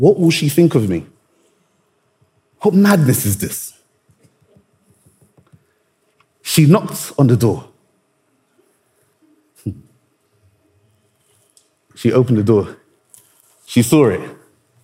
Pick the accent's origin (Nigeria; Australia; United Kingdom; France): Nigeria; I'm Nigerian